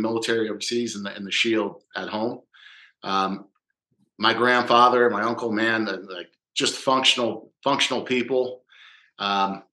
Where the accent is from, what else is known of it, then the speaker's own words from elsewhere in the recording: New Jersey, United States; I'm from Jersey